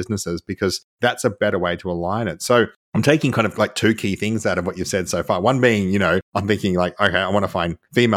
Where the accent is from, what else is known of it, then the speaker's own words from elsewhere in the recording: Australia; I'm Australian, so we're known for our swearing.